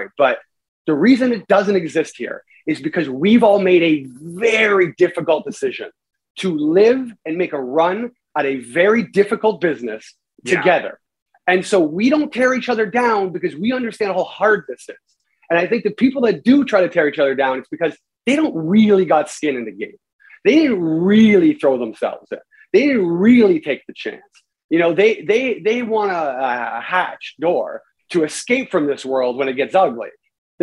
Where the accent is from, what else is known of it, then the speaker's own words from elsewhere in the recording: Canada; I'm a Canadian